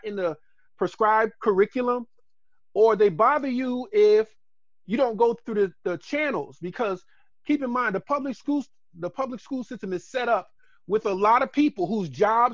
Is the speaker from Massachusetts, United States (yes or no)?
yes; Boston, Massachusetts, United States; moved away as an adult; now in Baltimore, United States; Originally, I'm from Boston, and I was a transplant here, came through Morgan